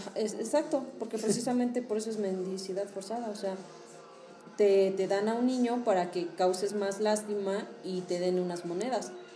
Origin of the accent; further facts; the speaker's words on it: Hidalgo, Mexico; also born or lived in Tabasco; yo lo he escuchado en mi pueblo, o sea, en Hidalgo